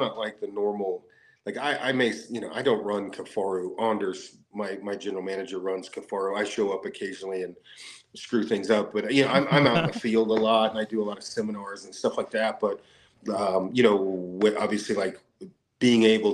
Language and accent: English; Oregon, United States; moved away as an adult; now in Wyoming, United States; Originally, I'm from Oregon. I'm in Wyoming